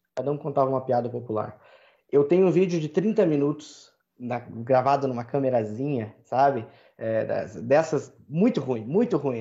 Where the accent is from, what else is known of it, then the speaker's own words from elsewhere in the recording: Brazil; also born or lived in Ireland; eu sou brasileiro